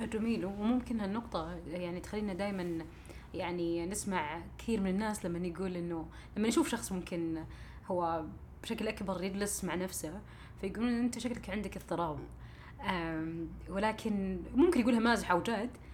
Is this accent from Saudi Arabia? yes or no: yes; Saudi Arabia; عندنا في السعوديه